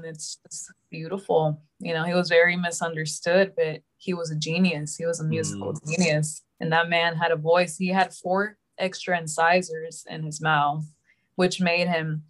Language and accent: English; Houston, Texas, United States; also born or lived in Los Angeles, California; technically I was born in LA, but I grew up here in Houston. So I don't remember LA. I was like a baby